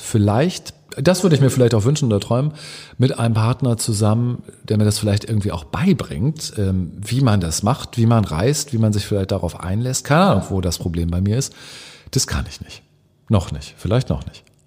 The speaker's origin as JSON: {"language": "German", "area": "near Hanover", "region": "Lower Saxony", "country": "Germany", "tie": "born or raised there", "also_born_or_lived": "Cologne", "moved": "as an adult", "lives_now": "Hamburg, Germany", "said": "ich bin in der Nähe von Hannover groß geworden, also ich bin Norddeutsch"}